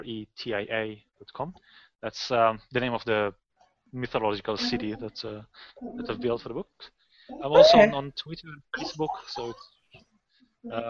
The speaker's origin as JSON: {"language": "English", "country": "Australia", "said": "being an Australian"}